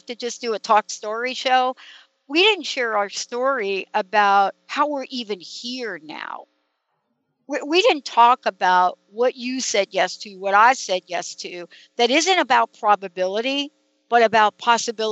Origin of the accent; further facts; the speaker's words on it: New York, United States; I'm a girl from New York